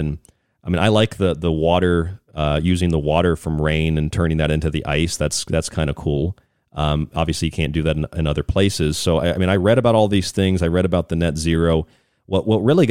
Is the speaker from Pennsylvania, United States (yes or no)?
no; Tampa, Florida, United States; I grew up in Tampa, so I've been to tons of hockey games in Tampa